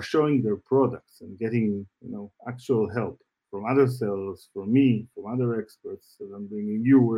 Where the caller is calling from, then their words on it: Tel Aviv, Tel Aviv District, Israel; Yes, I am based in Israel.